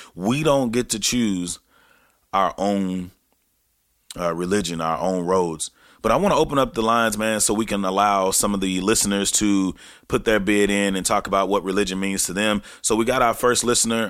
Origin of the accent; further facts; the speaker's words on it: Texarkana, Texas, United States; back in Texarkana, Texas, which is my hometown